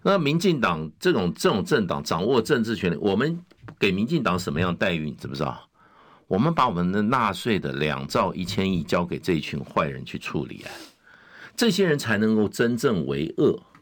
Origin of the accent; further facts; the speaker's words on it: Taiwan; 我在台湾 这个好土生土长长长大